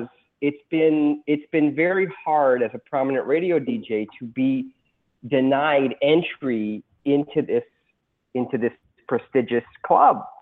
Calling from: New York, United States; I'm calling from New York

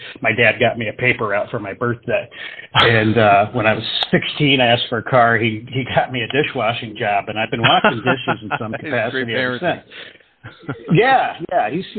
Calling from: Davidson, North Carolina, United States; Davidson, North Carolina.

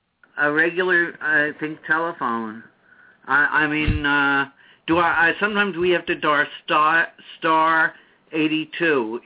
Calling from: New York City, New York, United States; From New York City.

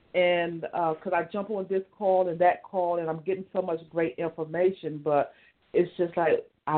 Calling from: Maryland, United States; I'm calling from Maryland, and I learned about the show from Michael being on the Love Journey, Inc.

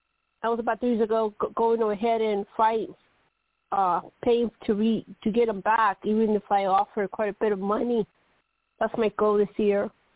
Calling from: Colorado, United States

